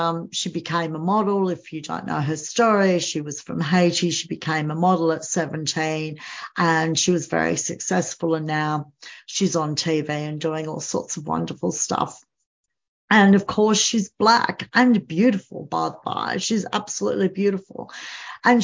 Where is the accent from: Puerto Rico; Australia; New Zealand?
Australia; I'm Australian